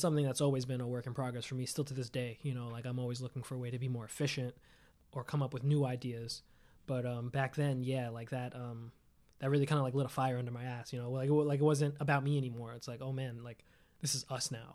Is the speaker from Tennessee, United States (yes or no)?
no; New York City, New York, United States; I'm from Staten Island. I, I lived in Staten Island since I was nine